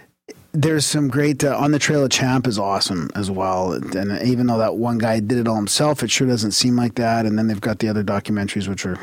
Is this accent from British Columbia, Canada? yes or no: yes; Harrison Hot Springs, British Columbia, Canada; I grew up near Harrison Hot Springs.